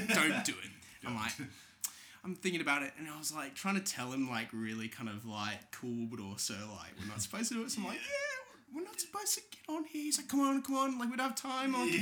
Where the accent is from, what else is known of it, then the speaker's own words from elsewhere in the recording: Australia; I'm Australian